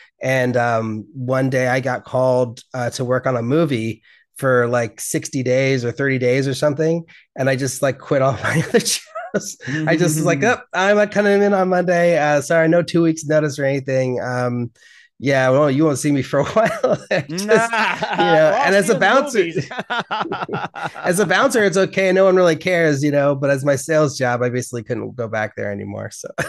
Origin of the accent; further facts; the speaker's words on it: Berkeley, California, United States; because I grew up in Berkeley. We were very far from Los Angeles.